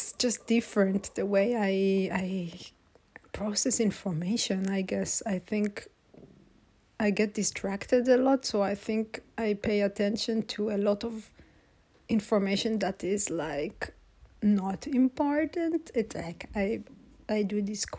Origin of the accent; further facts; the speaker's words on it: Israel; moved away; I'm from Israel